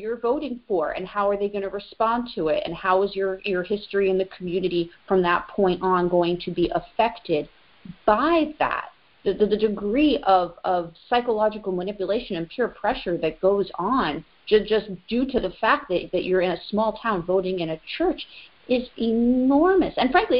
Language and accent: English; Northeast, United States; moved away as an adult; now in Brittany, France; me coming from the Northeast, you know, we didn't vote in churches either.